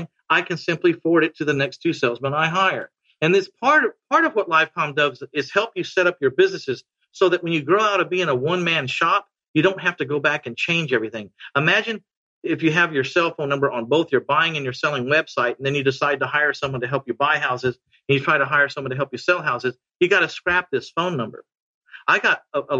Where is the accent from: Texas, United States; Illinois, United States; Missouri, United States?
Texas, United States; San Antonio; San Antonio. Yeah. I only buy houses in my hometown.